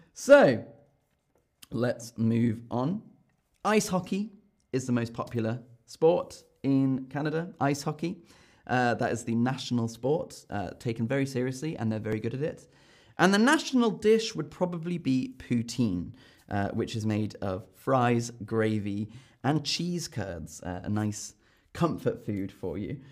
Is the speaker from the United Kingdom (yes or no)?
yes; United Kingdom; as a Brit